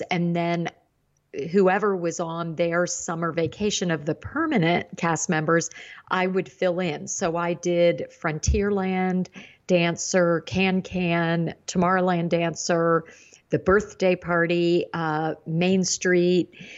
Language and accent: English; Indiana and Ohio, Midwest, United States; I grew up in the Midwest, Indiana and Ohio, and that area